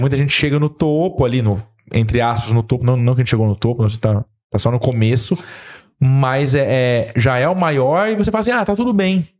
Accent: Ribeirão Preto, São Paulo, Brazil; Sou de Ribeirão Preto também

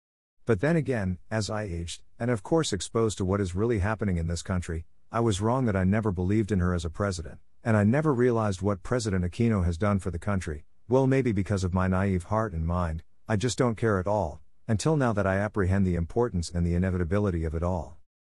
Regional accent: Philippines; Well, I know that I'm a Filipino because I was born and raised here, though my bloodline tells otherwise.

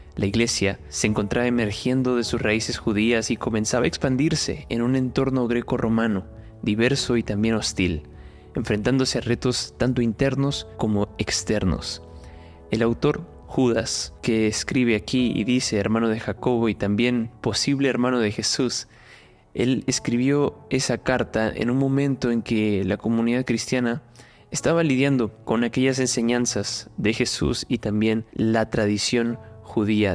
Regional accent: Peru; now in Sao Paulo, Brazil; Soy peruano

